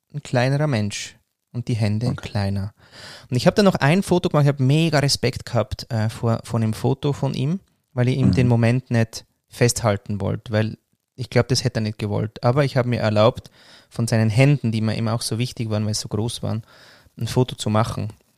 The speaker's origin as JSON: {"language": "German", "country": "Switzerland", "tie": "born or raised there", "also_born_or_lived": "Austria", "said": "zu Hause oder wirklich heimisch fühle ich mich in der Schweiz, weil da bin ich aufgewachsen"}